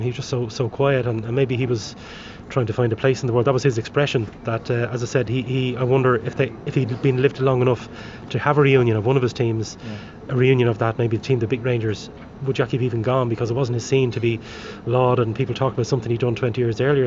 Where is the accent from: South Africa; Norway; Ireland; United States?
Ireland; Dublin, Leinster; I had two heroes as a kid growing up in Dublin